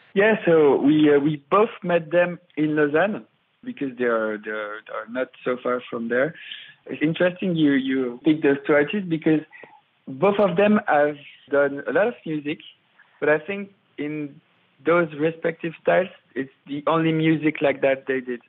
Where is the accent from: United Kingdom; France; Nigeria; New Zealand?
France; Paris, Île-de-France; I'm from Paris uh, at the beginning